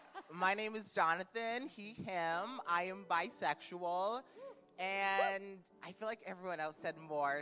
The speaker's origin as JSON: {"language": "English", "region": "West Coast", "country": "United States", "moved": "yes", "said": "I'm originally from the West Coast, now I'm on the East Coast. And yeah, I am bisexual and bi-coastal."}